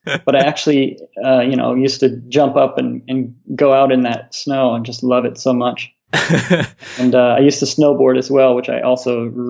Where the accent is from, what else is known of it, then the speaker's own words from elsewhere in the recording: Iowa, United States; moved away as an adult; also born or lived in Colorado; now in Singapore; I grew up in the States, from Iowa originally. It's right in the dead in the center of the U.S., 1,000 miles from the nearest body of water.